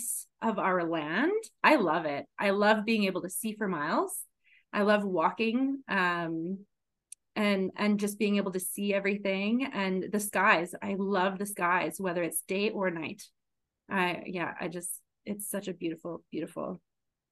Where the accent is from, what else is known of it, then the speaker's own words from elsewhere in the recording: Regina, Saskatchewan, Canada; also born or lived in Melville, Saskatchewan / Winnipeg, Manitoba / Victoria, British Columbia; I was born and raised in Regina, Saskatchewan